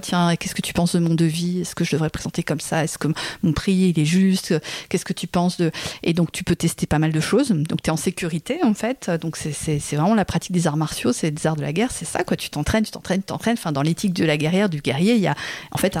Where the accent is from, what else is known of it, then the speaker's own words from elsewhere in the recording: France; en tant que Française